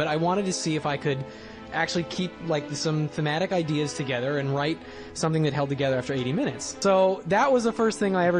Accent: Bellingham, Washington, United States; I was growing up in Bellingham, Washington, so there weren't exactly a lot of filmmakers there.

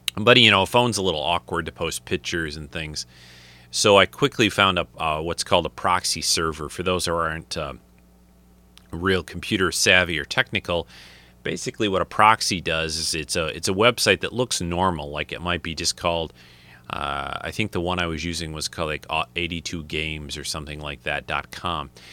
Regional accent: United States; moved away; I'm from the United States

